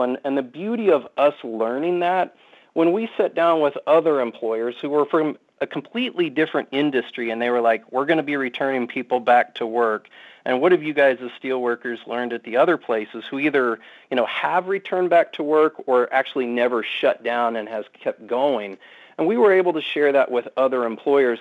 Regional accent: Iowa, United States; moved away; I was born and raised in Iowa

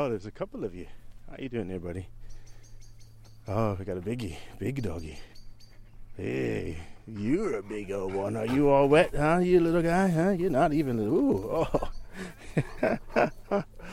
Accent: United States; moved away as an adult; now in Southam, United Kingdom; I'm an American transplant here in Southam. I've been living in Southam actually 16 years

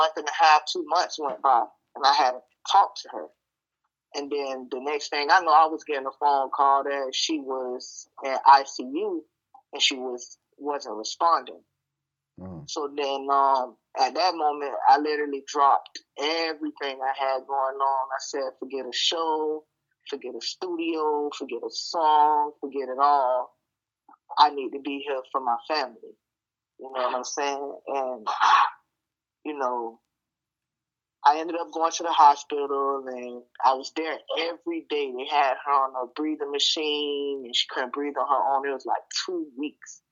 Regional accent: Vero Beach, Florida, United States; accent: country; I'm from Monroe Heights or Vero Beach, Florida

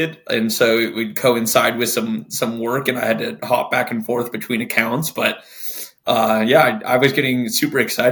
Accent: Denver, Colorado, United States; now in Texas, United States; born and raised in Denver, Colorado

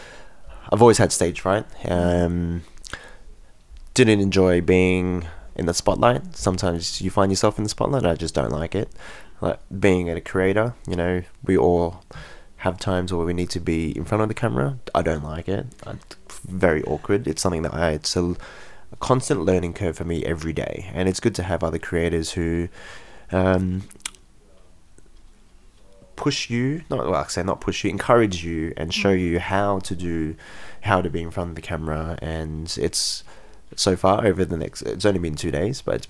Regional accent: Australia; born and bred in Australia, so I'm Australian as fuck

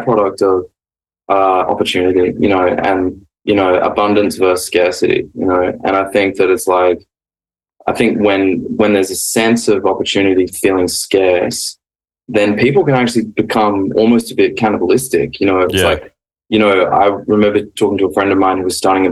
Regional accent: Sydney, New South Wales, Australia; moved away as an adult; now in Los Angeles, United States; I grew up in Mossman, which was a cool place to grow up

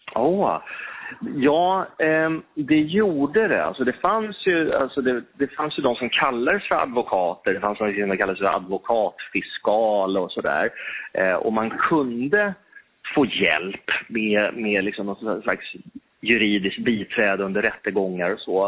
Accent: Stockholm, Stockholm County, Sweden; Jag, jag älskar Stockholm. Ehm, här är jag född och uppvuxen och eh, här lever jag nu

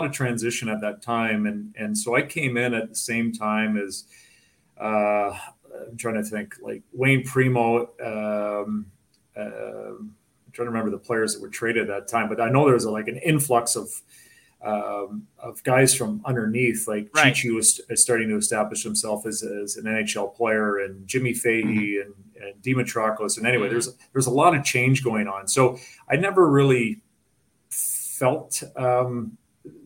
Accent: about 2.5 hours from Toronto, Ontario, Canada; moved away; it was only about 2.5 hours away from my hometown

